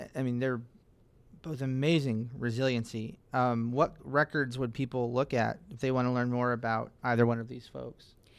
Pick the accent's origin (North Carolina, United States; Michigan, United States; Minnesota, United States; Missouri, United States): North Carolina, United States; Fayetteville; I lived through Fran and Floyd growing up in Fayetteville